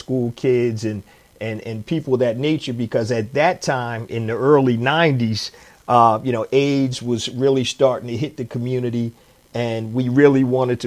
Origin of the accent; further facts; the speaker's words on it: Philadelphia, Pennsylvania, United States; I'm born and raised in Philadelphia, Pennsylvania